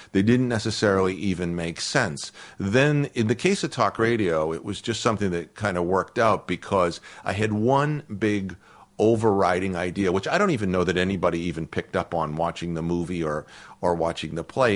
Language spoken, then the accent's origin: English; Boston, Massachusetts, United States; moved away; I had been an outsider in my hometown of Irish Catholic kids